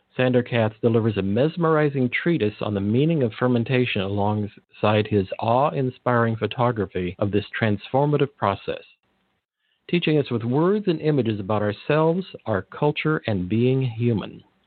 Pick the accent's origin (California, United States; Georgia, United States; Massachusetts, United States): California, United States; Monterey Peninsula; I grew up in the Monterey Peninsula, so about three hours south of San Francisco